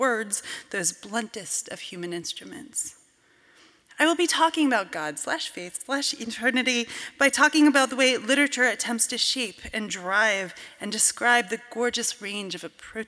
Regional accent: Cooperstown, New York, United States; the 18th century Presbyterian church in my hometown of Cooperstown, New York

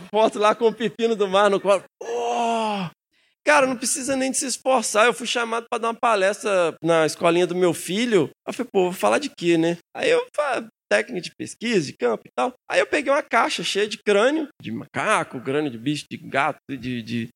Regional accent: Minas Gerais, Brazil; lá em Minas a gente come o fim das palavras

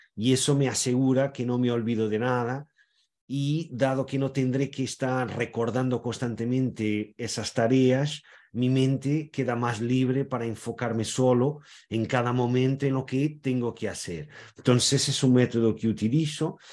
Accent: Portugal; yo soy portugués, tengo orígenes en varias partes de Portugal, pero también e, en España, en Galicia, en Cataluña

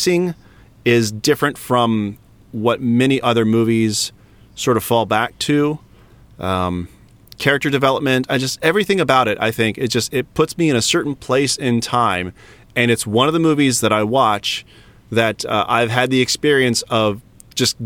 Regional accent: Ohio, United States; I grew up in Ohio

